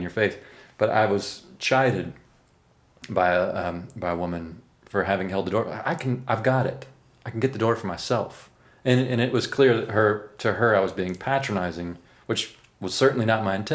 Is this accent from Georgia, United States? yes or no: no; Memphis, Tennessee, United States; moved away as an adult; also born or lived in New York; I moved from Memphis, Tennessee to New York when I was 18